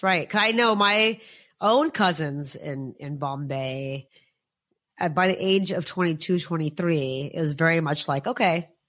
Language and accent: English; United States; also born or lived in India; as an Indian American